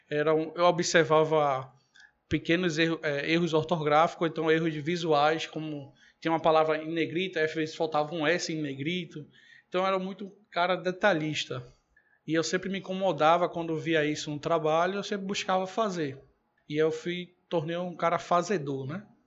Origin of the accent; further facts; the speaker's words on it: Recife, Pernambuco, Brazil; Eu venho de uma família aqui humilde do, do Recife e fui criado mais parte, boa parte da minha infância, e adolescência